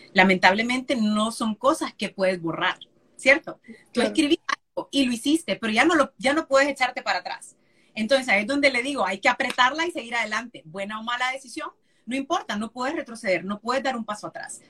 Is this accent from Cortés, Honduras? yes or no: yes; San Pedro Sula, Cortés, Honduras; moved away as an adult; also born or lived in Tegucigalpa; Yo soy nacida en Tegucigalpa, pero criada en San Pedro